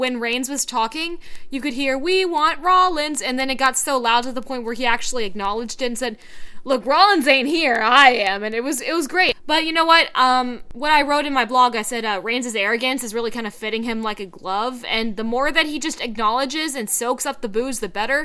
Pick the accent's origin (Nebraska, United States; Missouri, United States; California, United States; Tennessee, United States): Tennessee, United States; Memphis; moved away; I am coming at you guys from my hometown of Memphis, Tennessee, which means I am home